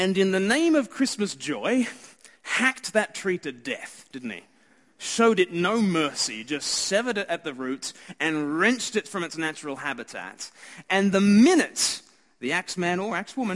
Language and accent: English; Australia; I'm Australian